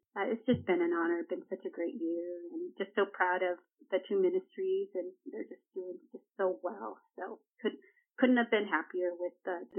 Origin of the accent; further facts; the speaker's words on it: Eastern Washington, United States; moved away as an adult; also born or lived in El Salvador / Seattle area, Washington; now in Torrance, United States; So I was just north of the Seattle area, but I'm originally from Washington. So I've lived in all different types of weather. Eastern Washington has the four seasons, and that's where I went to school and college.